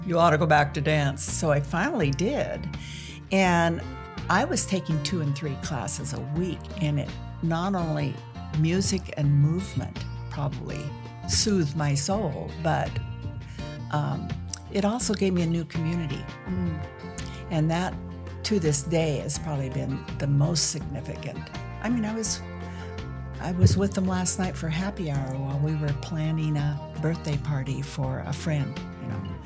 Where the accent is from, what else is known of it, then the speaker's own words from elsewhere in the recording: Dayton, Washington, United States; I'm from Dayton, Washington